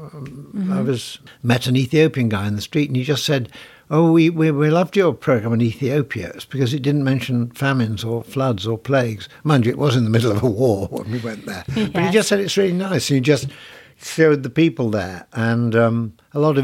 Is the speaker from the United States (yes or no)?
no; Sheffield, Yorkshire and the Humber, United Kingdom; I was lucky enough to be born and brought up in the west side of Sheffield